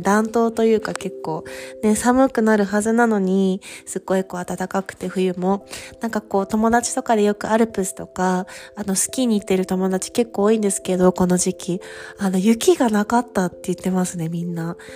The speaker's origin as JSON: {"language": "Japanese", "country": "Japan", "moved": "as an adult", "lives_now": "Paris, France", "said": "私はこう日本人ですし、フランス人でもないので、こっちの国にいる時は外国人"}